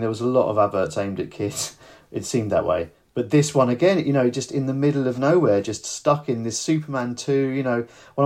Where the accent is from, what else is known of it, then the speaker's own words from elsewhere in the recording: United Kingdom; I'm not actually from North London, I'm from the South Coast